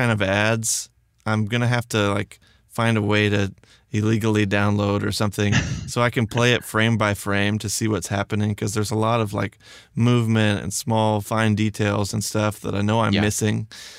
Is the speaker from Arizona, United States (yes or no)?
no; Texas, United States; accent: Texas; It's not much different than my Texas accent.